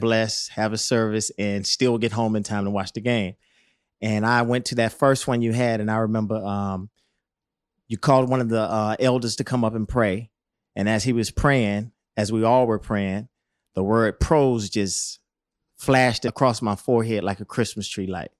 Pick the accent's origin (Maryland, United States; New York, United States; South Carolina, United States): South Carolina, United States; Rock Hill; moved away as an adult; I come from Rock Hill